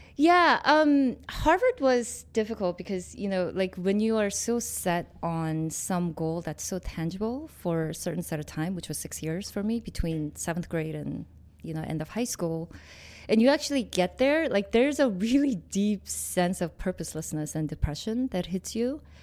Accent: Seoul, South Korea; moved away; also born or lived in New York; I was born in Korea in Seoul

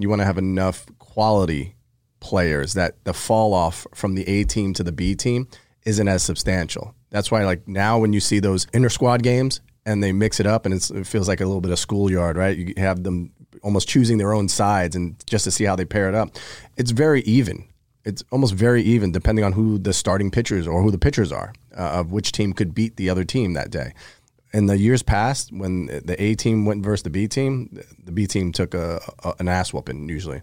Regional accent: New York, United States; growing up in New York

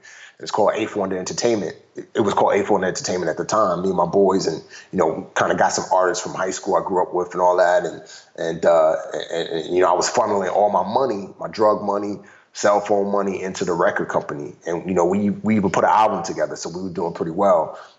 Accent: New York City, New York, United States; I love growing up in the Bronx because I gained so many lessons

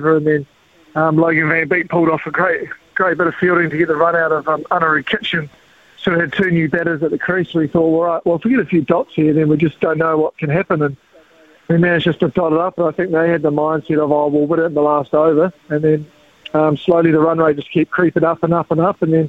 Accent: South Island, New Zealand; growing up in the South Island, playing a lot of multi-day cricket

